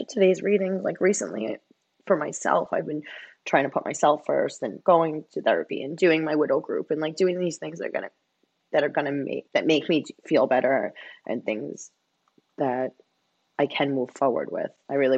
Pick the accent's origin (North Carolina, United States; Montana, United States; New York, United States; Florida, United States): New York, United States; Staten Island; now in Hoboken, United States; I am originally from Staten Island, New York, and I currently live in Hoboken, New Jersey.